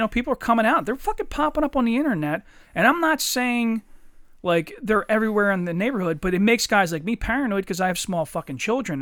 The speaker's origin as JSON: {"language": "English", "town": "Eddystone", "region": "Pennsylvania", "country": "United States", "tie": "born or raised there", "said": "I grew up in Eddystone"}